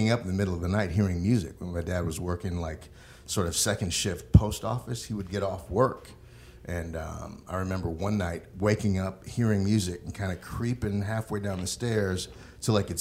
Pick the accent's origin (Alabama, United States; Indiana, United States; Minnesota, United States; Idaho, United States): Minnesota, United States; St. Paul; I was born in St. Paul.